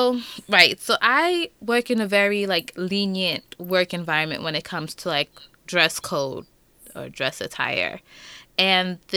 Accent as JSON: {"language": "English", "town": "New York City", "region": "New York", "country": "United States", "said": "we come from Queens"}